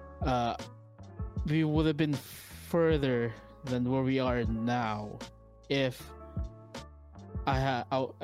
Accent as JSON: {"language": "English", "country": "Philippines", "tie": "born or raised there", "moved": "yes", "said": "I grew up in the Philippines, came here, formed a band"}